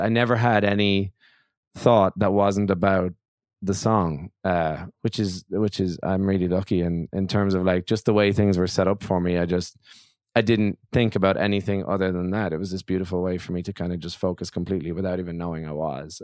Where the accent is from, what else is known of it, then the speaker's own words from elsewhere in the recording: Ireland; As an Irish singer songwriter